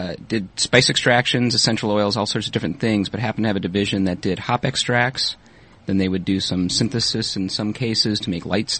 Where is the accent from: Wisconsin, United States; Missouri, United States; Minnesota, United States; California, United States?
Minnesota, United States; moved away as an adult; also born or lived in Kalamazoo, Michigan; I was born and raised in Minnesota, which I'm not so sure that's known as a beer drinking state necessarily, but did college in Michigan.